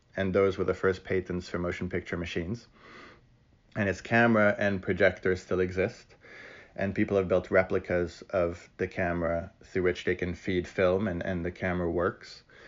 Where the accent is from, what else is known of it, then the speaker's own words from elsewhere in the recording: France; I grew up in France